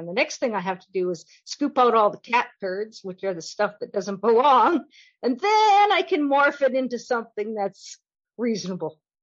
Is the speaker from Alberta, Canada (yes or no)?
yes; Fox Creek, Alberta, Canada; I grew up in Fox Creek, which is halfway between Whitecourt and Valley View. 150 miles northwest of Edmonton